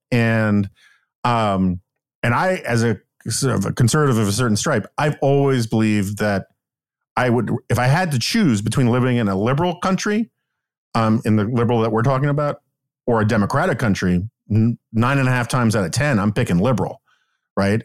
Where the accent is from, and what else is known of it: New York City, New York, United States; born or raised there